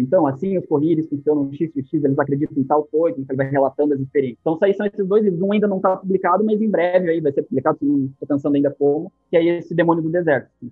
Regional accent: Curitiba, Paraná, Brazil; eu sou de Curitiba

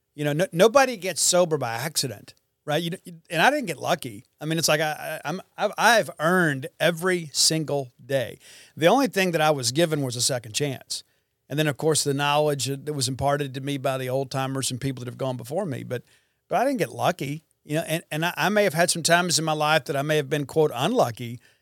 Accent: Columbia, Mississippi, United States; my hometown of Columbia, Mississippi

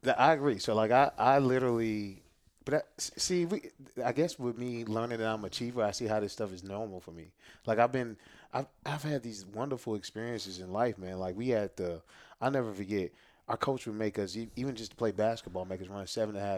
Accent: Jennings, Missouri, United States; I'm born and raised in Jennings, uh, J-Town for life

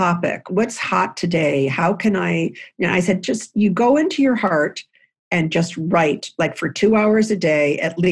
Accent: Lewiston, New York, United States; I grew up in a house in Lewiston, New York, which is on the Niagara River connecting to Canada. And I grew up in the New York side

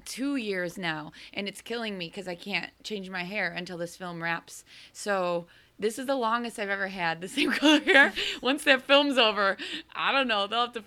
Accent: Chicago, Illinois, United States; I'm from Chicago and I'm close to Detroit

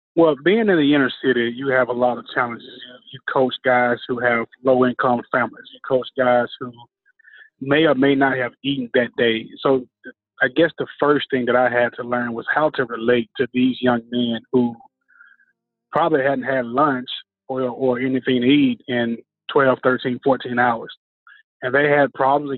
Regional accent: Memphis, Tennessee, United States; my hometown of Memphis

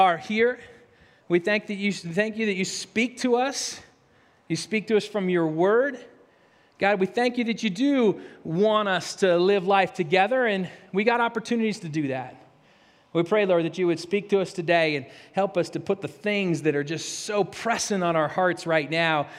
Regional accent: Spokane, Washington, United States; when I grew up in Spokane

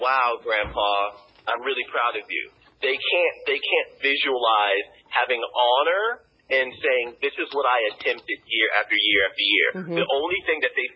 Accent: East Alabama, United States; moved away as an adult; also born or lived in New York; I have friends or whatever who are from my hometown

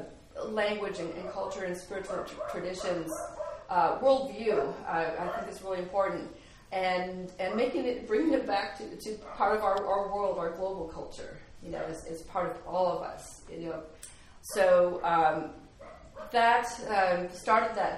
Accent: Anchorage, Alaska, United States; also born or lived in Kodiak; I grew up in Anchorage

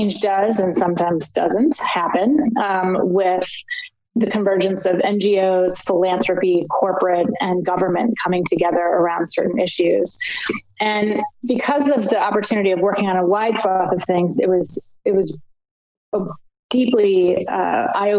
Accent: Annapolis, Maryland, United States; moved away as an adult; also born or lived in Los Angeles; I grew up in Annapolis, Maryland on the Chesapeake Bay

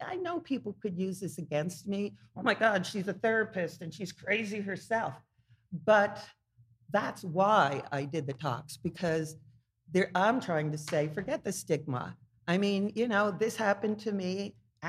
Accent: Glen Rock, New Jersey, United States; moved away as an adult; also born or lived in Philadelphia, Pennsylvania; now in Emmaus, United States; Originally Glen Rock, New Jersey. It's a commuting town of New York City.

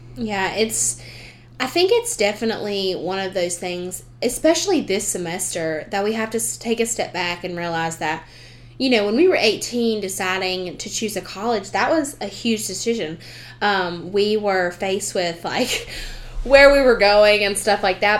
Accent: the South, United States; accent: southern; my southern way

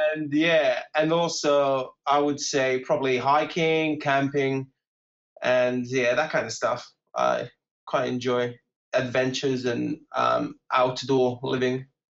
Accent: Portugal; accent: British; first language English; moved away; also born or lived in Bournemouth, England; I grew up in Portugal

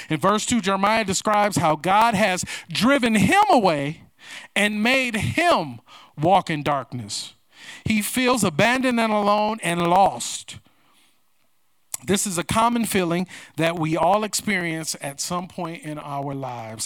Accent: United States; I am proud to be an American

